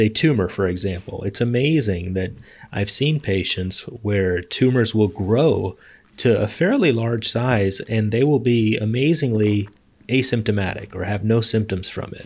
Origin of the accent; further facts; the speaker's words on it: Los Angeles, California, United States; moved away as an adult; also born or lived in Chicago / Philadelphia / Bay Area; now in San Diego, United States; I was born in Chicago, but then mostly grew up in Los Angeles